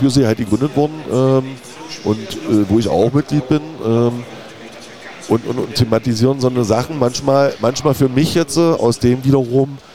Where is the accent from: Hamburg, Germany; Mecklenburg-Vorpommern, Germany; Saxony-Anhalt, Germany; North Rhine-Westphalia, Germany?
Saxony-Anhalt, Germany; Magdeburg; es ist halt so ein bisschen so, dass wir als Magdeburger immer so ein bisschen in diesen Ostfußball-Fokus äh, geraten